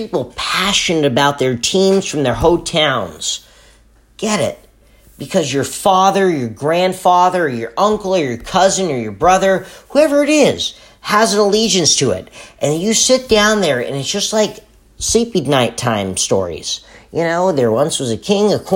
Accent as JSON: {"language": "English", "town": "Los Angeles", "region": "California", "country": "United States", "tie": "born or raised there", "said": "Right down here. In my hometown."}